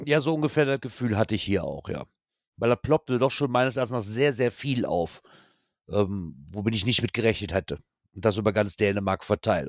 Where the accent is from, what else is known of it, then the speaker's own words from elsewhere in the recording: Germany; bei uns in Deutschland